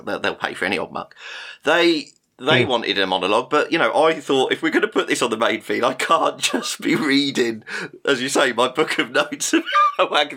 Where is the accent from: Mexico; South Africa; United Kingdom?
United Kingdom; we're the British two-thirds of this